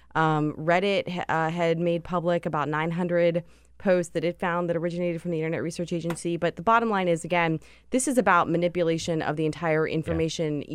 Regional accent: Pittsburgh, Pennsylvania, United States; I'm from Pittsburgh

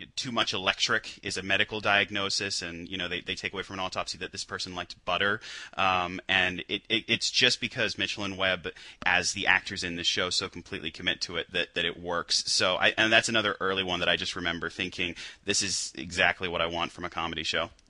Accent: United Kingdom; as a Brit

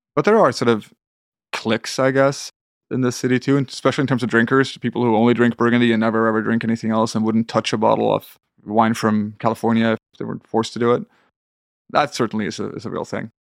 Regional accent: south of Sweden, Sweden; moved away as an adult; also born or lived in Copenhagen, Denmark; now in Manhattan, United States; got a good apartment in my hometown in the south of Sweden

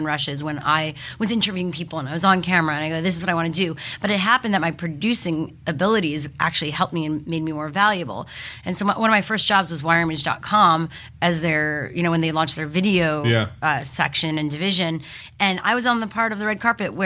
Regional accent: Montreal, Quebec, Canada; moved away; I grew up in Montreal

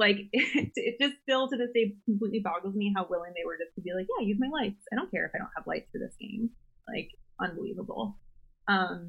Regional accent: Philadelphia, Pennsylvania, United States; moved away; I'm originally from Philly

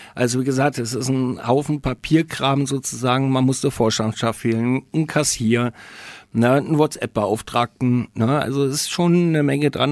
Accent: Berlin, Germany; now in Nuremberg, Germany; ich komme selber aus Berlin, bin gebürtiger Berliner äh, Pankower.

